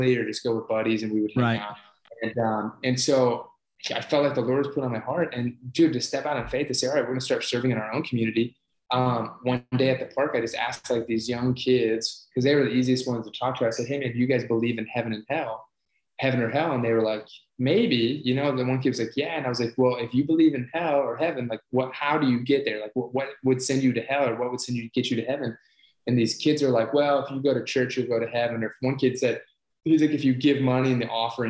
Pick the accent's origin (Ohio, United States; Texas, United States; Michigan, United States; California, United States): Ohio, United States; I grew up in Ohio